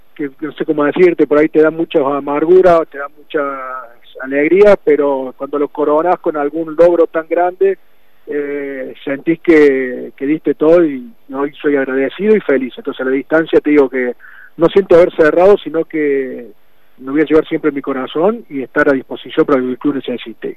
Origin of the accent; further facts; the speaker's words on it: Río Cuarto, Córdoba, Argentina; me sentí un embajador de Río Cuarto y de mi club